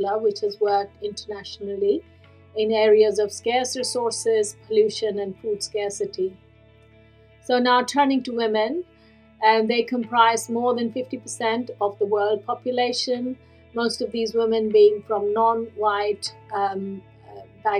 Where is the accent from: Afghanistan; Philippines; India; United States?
India; moved away as an adult; now in United Kingdom; born and raised in India in very humble circumstances